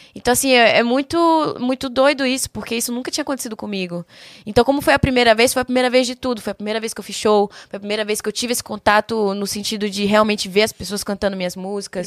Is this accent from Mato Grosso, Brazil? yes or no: no; Salvador, Bahia, Brazil; also born or lived in São Paulo; now in Curitiba, Brazil; Sou de Salvador, Bahia